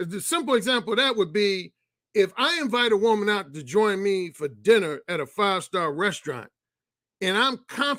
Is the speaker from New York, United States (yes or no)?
no; Mississippi, United States; We're just both from Mississippi. We cousins from Mississippi.